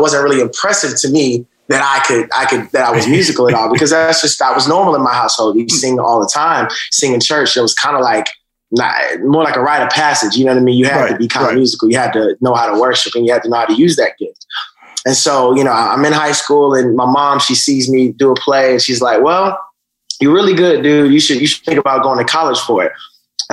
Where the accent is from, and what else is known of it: Atlanta, Georgia, United States; born or raised there; also born or lived in Augusta